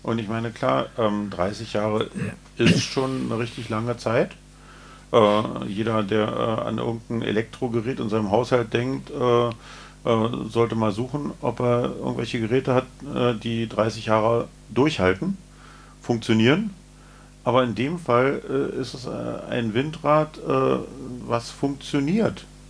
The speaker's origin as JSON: {"language": "German", "region": "Berlin", "country": "Germany", "said": "Wir äh, als Berliner"}